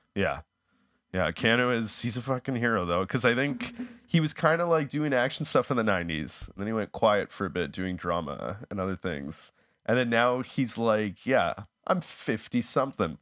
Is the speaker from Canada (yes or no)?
yes; Winnipeg, Manitoba, Canada; now in Toronto, Canada; I'm originally from Winnipeg, and I'm, uh, I was living, I'm living in Toronto